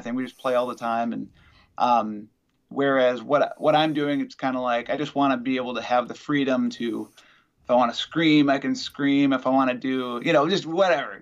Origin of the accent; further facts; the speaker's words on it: Wisconsin, United States; also born or lived in Madison, Wisconsin; I'm from Wisconsin